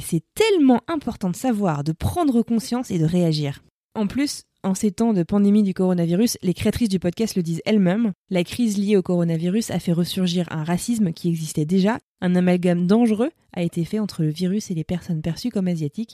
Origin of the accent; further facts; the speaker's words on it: France; J'ai grandi en France, je suis blanche, j'ai un prénom très français